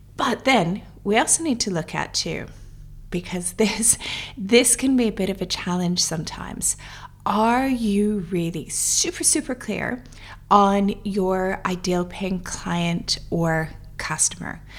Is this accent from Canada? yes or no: yes; Canada; moved away as an adult; now in Dubai, United Arab Emirates; Originally, I'm from Canada, but I've been living in Dubai for the past fourteen years